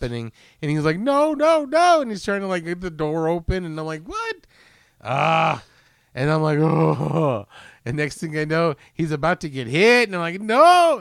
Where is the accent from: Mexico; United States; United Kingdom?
United States; as an American